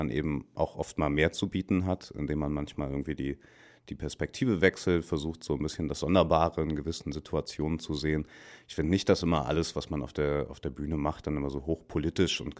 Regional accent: Dortmund, North Rhine-Westphalia, Germany; Auch Dortmund, meine Heimat, irgendwie auch das Ruhrgebiet, der, der Schlag Menschen, der dort haust.

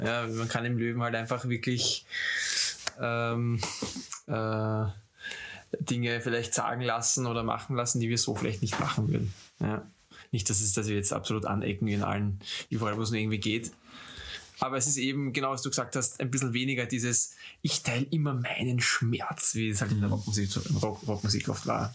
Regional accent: Austria; als Österreicher

